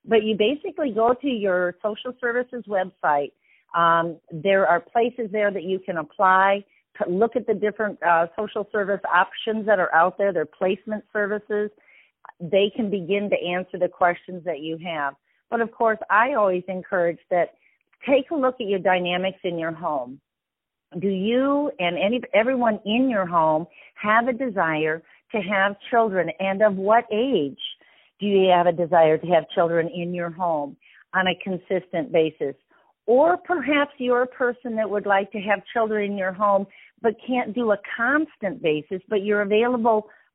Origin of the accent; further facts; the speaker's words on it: Wisconsin, United States; I am from the Midwest and from the Wisconsin area